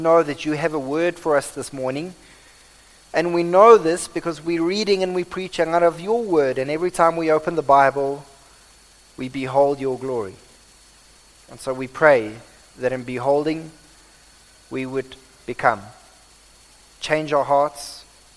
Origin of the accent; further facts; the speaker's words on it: South Africa; accent: Afrikaans; this is probably my Afrikaans accent